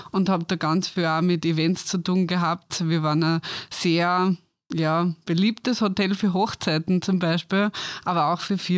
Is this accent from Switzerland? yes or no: no; Styria, Austria; Ja, also ich bin aufgewachsen in der Steiermark und habe dann nach der Matura ein Tourismus-College gemacht